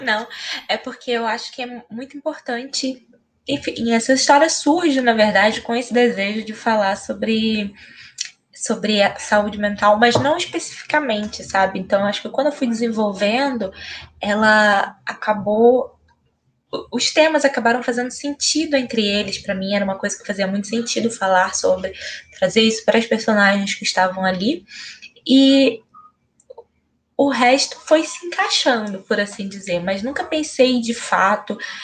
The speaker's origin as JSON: {"language": "Portuguese", "town": "São Gonçalo", "region": "Rio de Janeiro", "country": "Brazil", "tie": "born or raised there", "said": "eu sou daqui de São Gonçalo"}